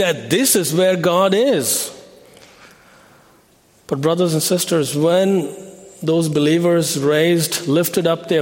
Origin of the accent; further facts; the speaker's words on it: New Delhi, Delhi, India; moved away as an adult; also born or lived in Philadelphia; I was born in India and raised in a Hindu family. I grew up in the city of New Delhi.